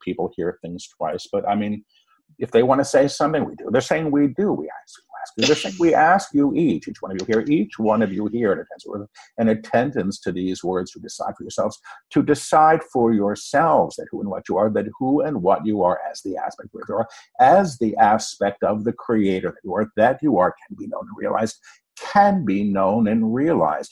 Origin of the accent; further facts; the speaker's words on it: New York City, New York, United States; I was born in New York City.